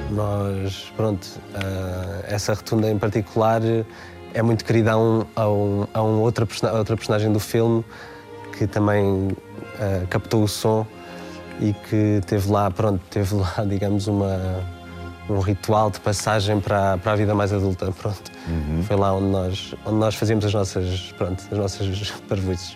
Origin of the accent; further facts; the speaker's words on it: Oeiras, Lisbon, Portugal; foi o sítio onde eu cresci, onde eu nasci, onde, onde passei toda a minha adolescência